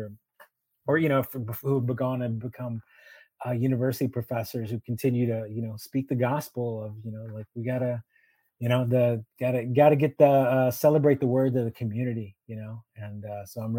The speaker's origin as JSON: {"language": "English", "town": "Houston", "region": "Texas", "country": "United States", "tie": "born or raised there", "said": "my hometown"}